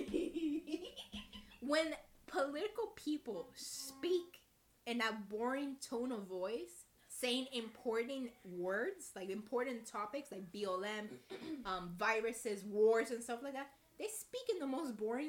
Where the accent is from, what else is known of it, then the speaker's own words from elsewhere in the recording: United States; we're from America